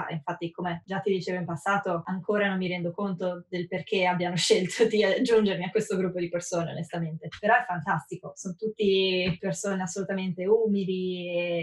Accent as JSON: {"language": "Italian", "country": "Italy", "tie": "born or raised there", "moved": "yes", "lives_now": "San Francisco, United States", "said": "sono uh, una designer nata e cresciuta in Italia e adesso uh, vivo a San Francisco dove faccio product design per Dropbox."}